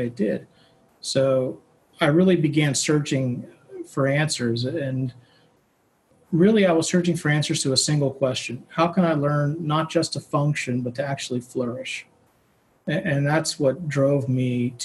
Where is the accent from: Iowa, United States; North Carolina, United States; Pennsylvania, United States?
Pennsylvania, United States; Pittsburgh; also born or lived in New York City; I grew up in Pittsburgh, and I did my undergrad at Carnegie Mellon here